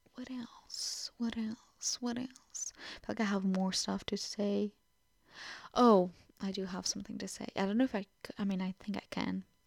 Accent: Portugal; first language Portuguese; English is a second language; now in Truro, United Kingdom; I am Portuguese, so it is my first language

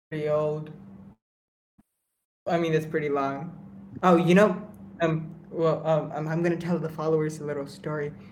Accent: India; Indian food is just food because I'm Indian.

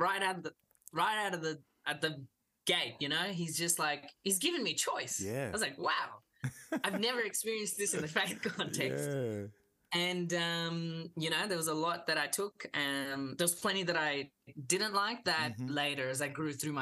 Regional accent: Melbourne, Victoria, Australia; first language English; also born or lived in Kolkata, India / South India; Came straight to Melbourne. Lived in Melbourne my whole life

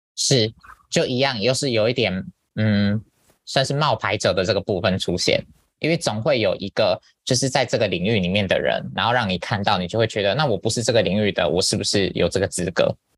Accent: Taiwan; moved away; 在台湾读外文系的人

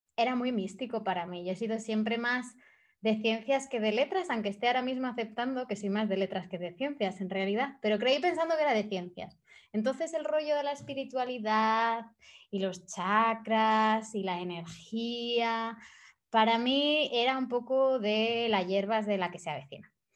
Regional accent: Spain; moved away as an adult; also born or lived in India / Thailand / Bali; me fui de España hace seis años

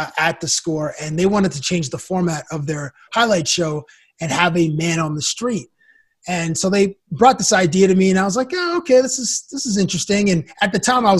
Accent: Toronto, Ontario, Canada; also born or lived in Cambridge, Ontario; I grew up in Toronto, and I lived all over the city. I'd say mostly I lived in the West End before I was 12. And then when I was 12, I moved to a small town outside of Toronto called Cambridge, Ontario

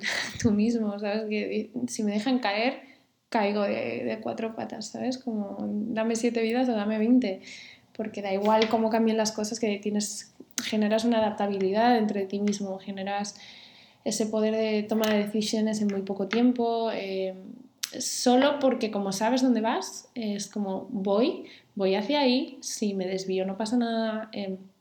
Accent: Santander, Cantabria, Spain; yo me crié en Santander

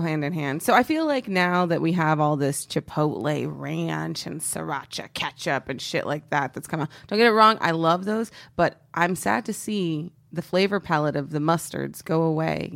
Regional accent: Texas, United States; I mentioned before I'm from Texas. Um, I'm very patriotic about being from Texas.

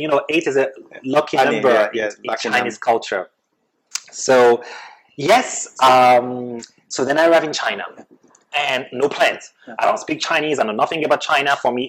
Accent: France; English is a second language; Yes, because I am Arab, because I'm not white, because I'm not a native speaker. I come from France, and yet I was working better and faster than anybody else.

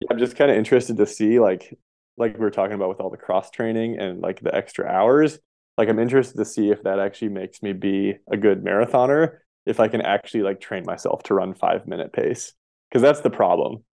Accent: Montana, United States; moved away as an adult; also born or lived in Colorado; I grew up in Montana

